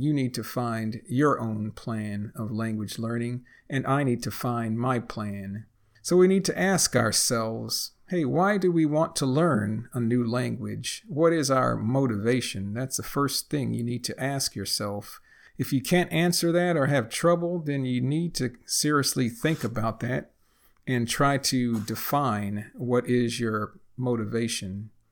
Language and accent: English; United States; first language English; I am a native English speaker born and raised in the United States, and I'm also a retired engineer living in a small Texas town